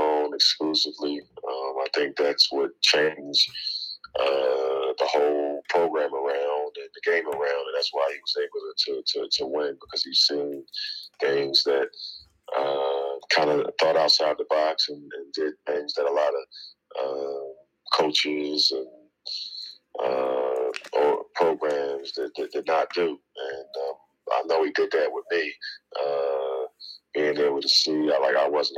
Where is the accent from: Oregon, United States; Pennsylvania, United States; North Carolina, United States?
Pennsylvania, United States; Philadelphia; I'm from West Philadelphia. It's an area called the Bottom.